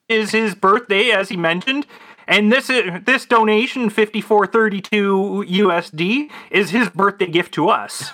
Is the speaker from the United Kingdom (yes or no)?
no; Canada; I'm Canadian